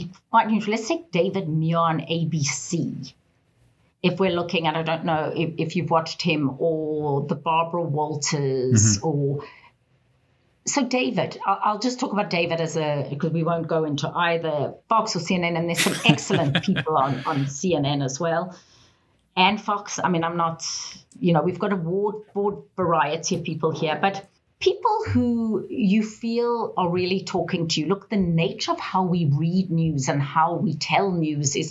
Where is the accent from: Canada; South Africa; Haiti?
South Africa; moved away as an adult; now in Atlanta, United States